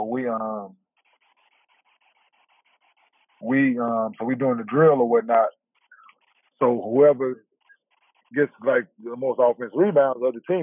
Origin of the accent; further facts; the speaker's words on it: Dallas, Texas, United States; me growing up in Dallas